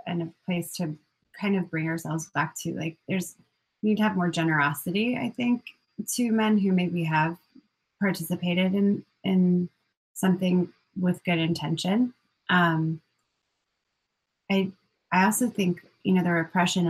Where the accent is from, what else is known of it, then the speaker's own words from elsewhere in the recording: Colorado, United States; I grew up in Colorado